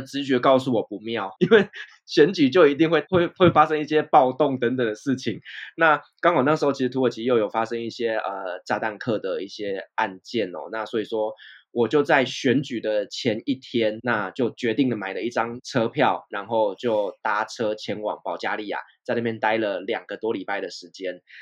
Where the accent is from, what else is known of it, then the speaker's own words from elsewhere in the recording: Taiwan; moved away as an adult; also born or lived in Turkey; 在土耳其的台湾人圈子里面